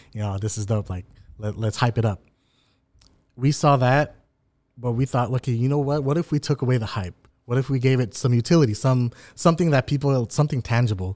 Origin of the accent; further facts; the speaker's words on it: Anaheim, California, United States; growing up in Anaheim